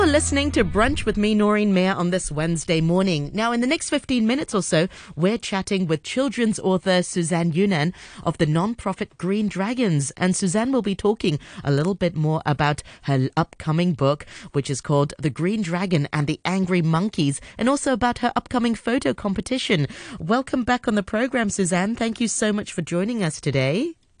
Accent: Hong Kong; I'm from Hong Kong. I'm born and raised here.

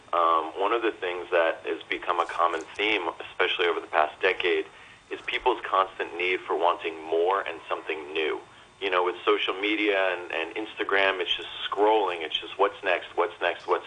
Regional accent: New York, United States; also born or lived in Manhattan, New York City / Westchester; I'm born and raised in New York

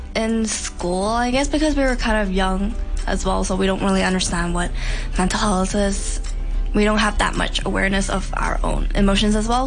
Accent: Hong Kong; I'm from Hong Kong and I went to an international school

